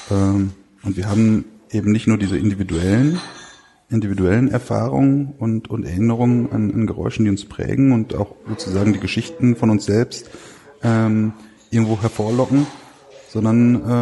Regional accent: North Rhine-Westphalia, Germany; Ich komme aus dem Ruhrgebiet.

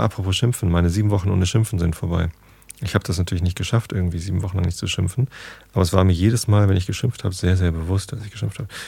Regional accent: Northern Germany, Germany; als Norddeutscher.

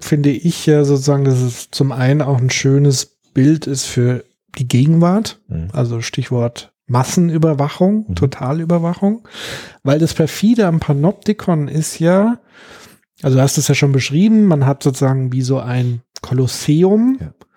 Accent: Germany; bei uns in Deutschland

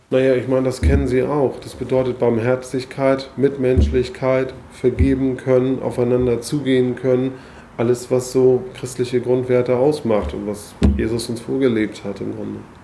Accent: Hamburg, Germany; ich bin geboren in Hamburg, ähm, zur Schule gegangen, studiert.

